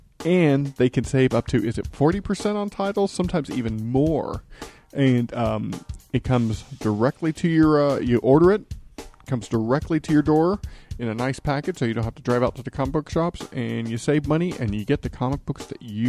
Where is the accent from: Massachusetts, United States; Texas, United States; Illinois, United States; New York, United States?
Texas, United States; Corpus Christi; my hometown Corpus